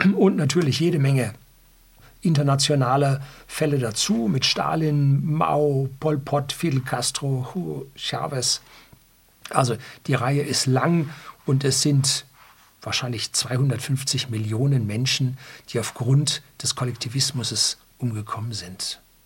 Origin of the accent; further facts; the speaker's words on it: Germany; bei uns in Deutschland